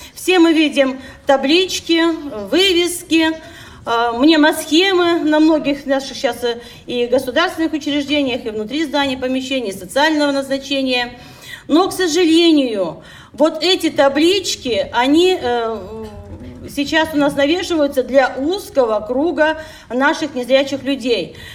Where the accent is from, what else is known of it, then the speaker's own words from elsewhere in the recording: Siberia, Russia; мы, как всегда, сибиряки